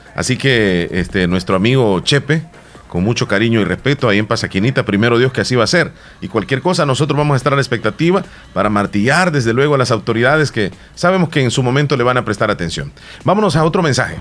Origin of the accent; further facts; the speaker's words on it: El Salvador; un país como El Salvador